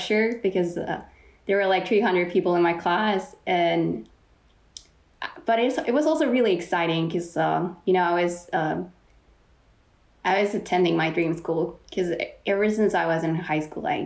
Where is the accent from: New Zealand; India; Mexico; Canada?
Mexico; now in San Diego, United States; I was born and raised in Mexico